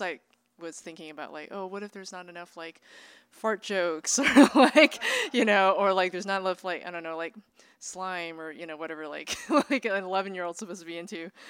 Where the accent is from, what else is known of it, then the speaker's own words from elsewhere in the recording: Bay Area, California, United States; I grew up, um, in a, in a community, uh, in the Bay Area